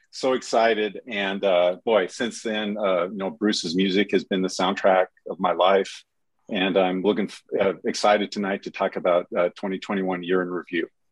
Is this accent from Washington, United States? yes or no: yes; Seattle, Washington, United States; moved away as an adult; now in Phoenix, United States; I grew up in the Seattle, Washington area